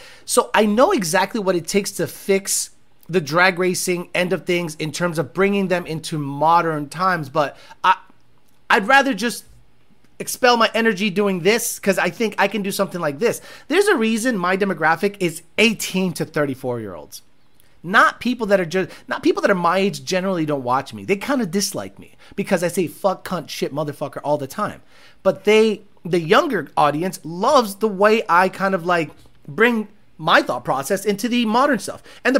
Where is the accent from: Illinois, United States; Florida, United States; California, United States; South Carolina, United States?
Illinois, United States; 90 Chicago Bulls was my childhood, especially growing up outside of Chicago.